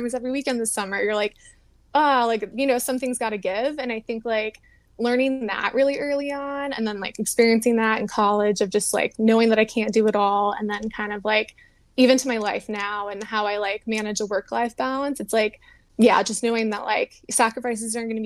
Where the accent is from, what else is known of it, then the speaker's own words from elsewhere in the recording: Houston, Texas, United States; moved away as an adult; also born or lived in Louisiana / New Mexico; I grew up in Houston, Texas